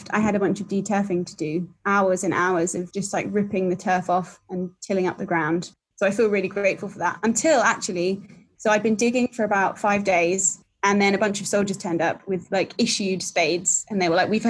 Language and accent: English; London, United Kingdom; moved away as an adult; I'm originally a Londoner